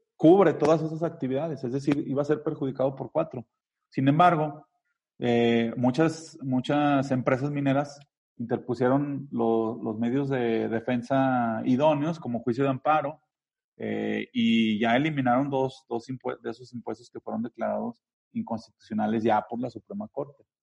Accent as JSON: {"language": "Spanish", "region": "Zacatecas", "country": "Mexico", "said": "Somos zacatecanos"}